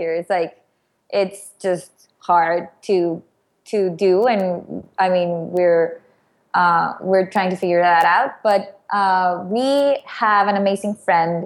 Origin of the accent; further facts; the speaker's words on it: Mexico; moved away; I'm originally from Mexico